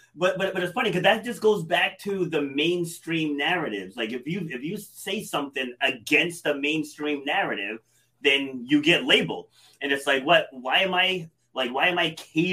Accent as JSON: {"language": "English", "region": "Rhode Island", "country": "United States", "tie": "born or raised there", "also_born_or_lived": "New York City", "said": "I was born in New York City, but I was raised here in Rhode Island"}